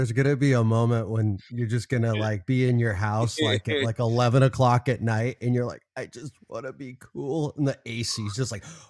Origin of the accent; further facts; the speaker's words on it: Southern California, United States; now in Arizona, United States; I grew up in Southern California.